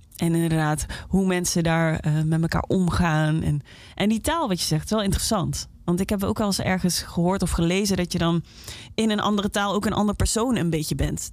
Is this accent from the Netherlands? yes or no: yes; Limburg, Netherlands; moved away; omdat ik uit Limburg kwam